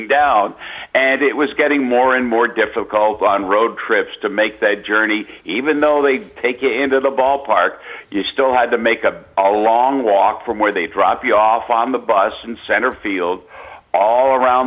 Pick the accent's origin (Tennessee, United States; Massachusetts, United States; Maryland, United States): Maryland, United States; Baltimore; when I was growing up in East Baltimore